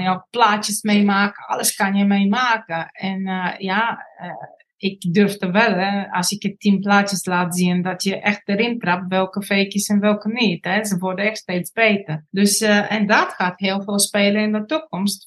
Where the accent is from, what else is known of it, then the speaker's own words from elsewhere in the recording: Bulgaria; Dutch is a second language; moved away as an adult; now in Netherlands; ik kom uit Bulgarije. Op mijn negentiende kwam ik naar Nederland